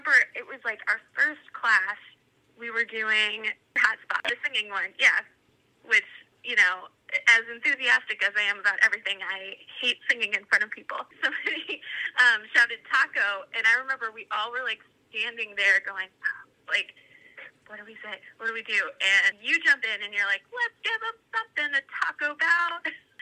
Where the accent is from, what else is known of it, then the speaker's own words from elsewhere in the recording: Richmond, Virginia, United States; moved away as an adult; now in Chicago, United States; I had moved to Chicago from Richmond, Virginia